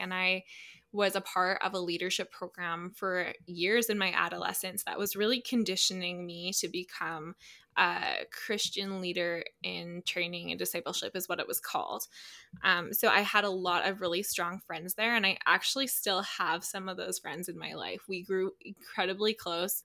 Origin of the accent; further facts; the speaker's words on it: Calgary, Alberta, Canada; I grew up in Calgary, Alberta.